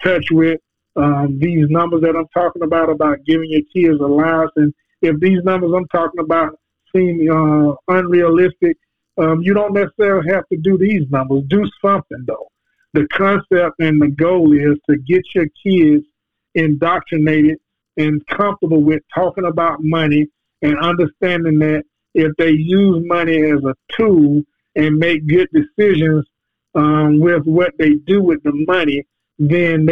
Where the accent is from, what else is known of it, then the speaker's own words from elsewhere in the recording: Jacksonville, Florida, United States; I grew up in the Brentwood Project in Jacksonville, Florida.